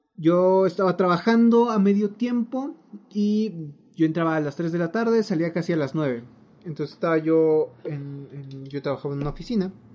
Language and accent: Spanish; Mexico; como mexicano promedio